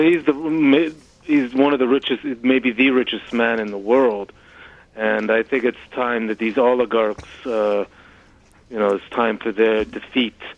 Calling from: Peekskill, New York, United States; calling from Peekskill, New York.

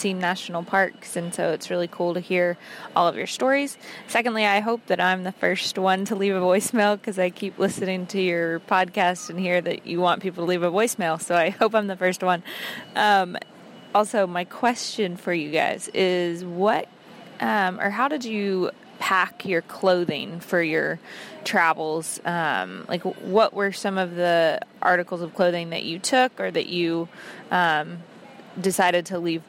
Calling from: Rome, Georgia, United States; I'm from Rome, Georgia.

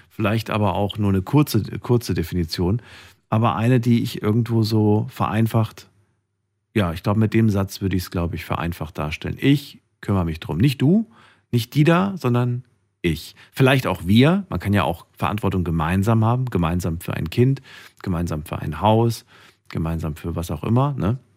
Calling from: Heilbronn, Baden-Württemberg, Germany; Von Richtung Heilbronn.

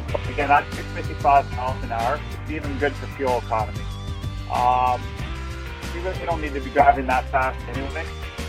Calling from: Canada; calling from Canada.

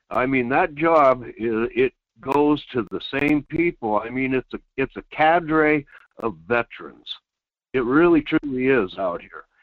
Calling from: Quinhagak, Alaska, United States; Yeah, good morning … in Quinhagak.

